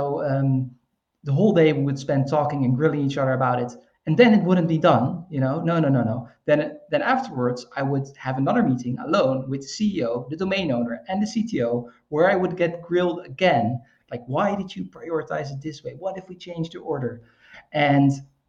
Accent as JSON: {"language": "English", "country": "Netherlands", "said": "I'm from the Netherlands. We're kind of like wet swamp people"}